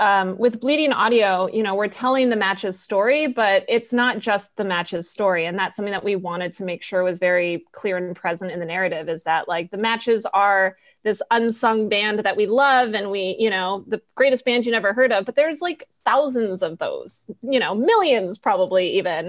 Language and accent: English; Colorado, United States; moved away; also born or lived in San Francisco; I am from Colorado originally and went to film school in San Francisco